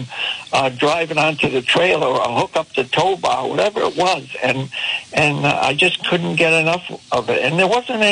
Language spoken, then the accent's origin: English; Pawtucket, Rhode Island, United States; I knew growing up in Pawtucket